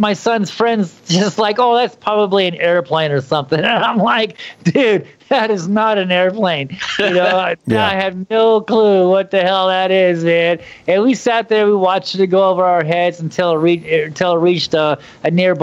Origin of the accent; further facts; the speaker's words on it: Phoenix, Arizona, United States; I was born and raised in Phoenix, Arizona. I grew up there